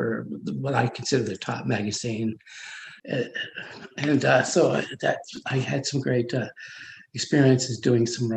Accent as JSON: {"language": "English", "town": "Ottawa", "region": "Ontario", "country": "Canada", "tie": "born or raised there", "also_born_or_lived": "Montreal", "said": "I was in Ottawa until I was about 13 and then moved to Montreal until I was 17 and moved back to Ottawa again."}